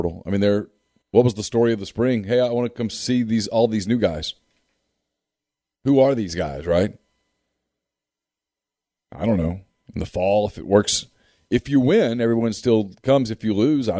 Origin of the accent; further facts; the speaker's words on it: Ruston, Louisiana, United States; I grew up in Ruston. I got to watch Karl Malone for 3 years